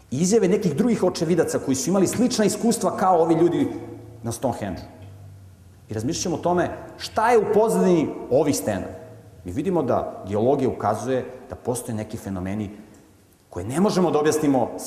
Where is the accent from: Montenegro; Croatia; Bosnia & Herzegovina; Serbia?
Montenegro; pošto sam poreklom iz Crne Gore, mi se tamo hvalimo da smo hrabri i veliki junaci